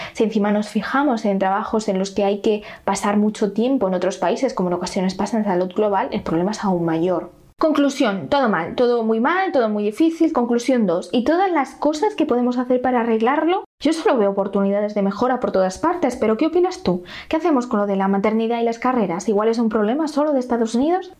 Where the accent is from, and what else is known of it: Spain